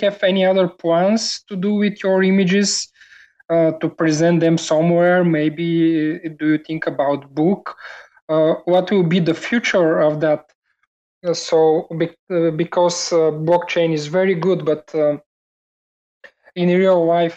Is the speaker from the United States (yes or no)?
no; Bulgaria; I am from Bulgaria